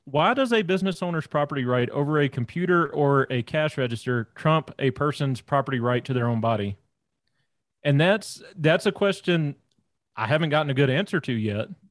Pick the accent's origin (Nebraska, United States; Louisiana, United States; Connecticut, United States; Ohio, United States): Louisiana, United States; North; moved away; also born or lived in Rocky Mountain region; I'm actually originally from Louisiana, born and raised down there in, in, North Louisiana, way out in the sticks